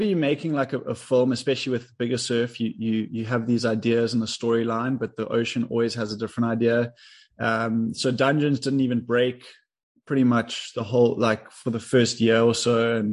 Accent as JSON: {"language": "English", "town": "Cape Town", "region": "Western Cape", "country": "South Africa", "tie": "born or raised there", "said": "I grew up in Cape Town, South Africa"}